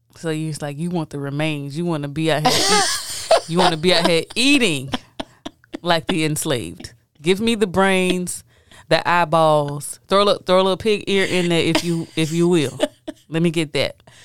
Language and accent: English; United States; me being African American